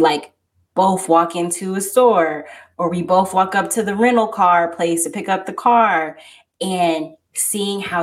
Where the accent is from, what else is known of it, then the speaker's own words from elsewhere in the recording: outside of Detroit, Michigan, United States; I'm from Michigan. Oh, well, like what part of Michigan? Like, oh, like outside of Detroit or Detroit